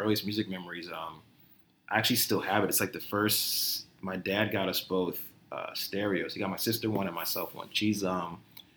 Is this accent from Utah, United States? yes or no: no; Somerset, New Jersey, United States; I grew up in Somerset, New Jersey.